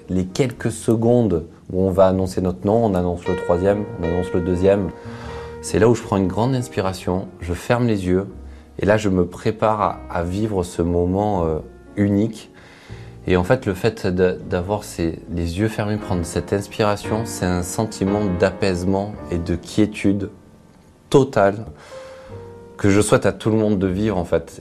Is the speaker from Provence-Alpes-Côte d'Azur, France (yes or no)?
yes; Marseille, Provence-Alpes-Côte d'Azur, France; also born or lived in Aubagne; Je suis né à Aubagne, à côté de Marseille. J'ai grandi à Marseille.